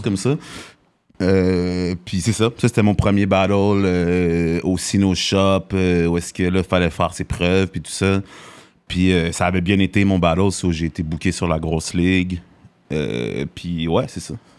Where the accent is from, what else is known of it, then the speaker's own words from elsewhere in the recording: Montreal, Quebec, Canada; also born or lived in Greenfield Park, Quebec; je suis né dans Hochelaga, Maisonneuve